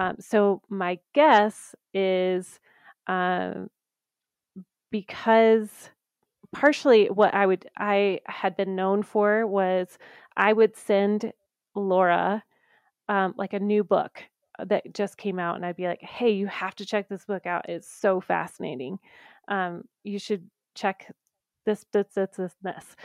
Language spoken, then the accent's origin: English; the South, United States; now in Colorado, United States; I grew up in the South